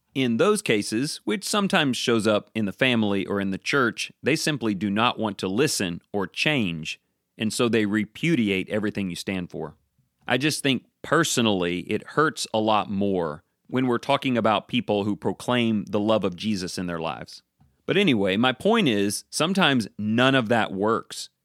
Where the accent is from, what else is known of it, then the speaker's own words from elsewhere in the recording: United States; I'm an American